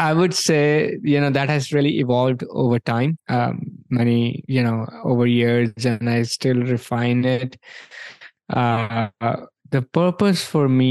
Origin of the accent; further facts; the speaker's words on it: India; moved away as an adult; also born or lived in New York, United States; now in Orlando, United States; I grew up in India, came here in 2003.